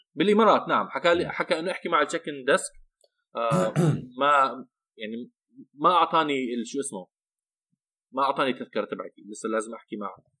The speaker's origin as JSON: {"language": "Arabic", "town": "Amman", "region": "Amman Governorate", "country": "Jordan", "tie": "born or raised there", "said": "انا عندي جواز امريكي ولكن بحياتي كلها مش عايش بامريكا طول حياتي ربيان بعمان"}